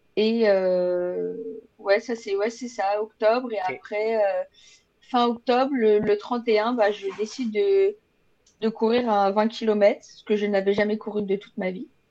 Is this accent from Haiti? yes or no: no; France; moved away as an adult; now in Quebec, Canada; dans la ville euh, d'où je vis en France, dans la première ville où j'ai habité